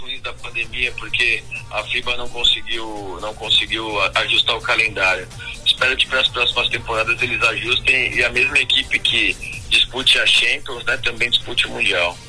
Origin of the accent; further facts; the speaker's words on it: São Paulo, Brazil; also born or lived in Rio de Janeiro / Mogi Guaçu; Eu nasci no Rio de Janeiro, uh, meu, meus pais trabalhavam aqui no Rio, e aí, mas eu fui para São Paulo com 5 anos de idade. 5 uhum. para 6 anos fui, fui criado em São Paulo praticamente